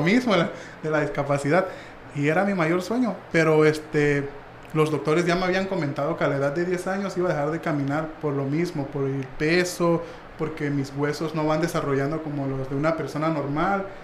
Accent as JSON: {"language": "Spanish", "country": "Mexico"}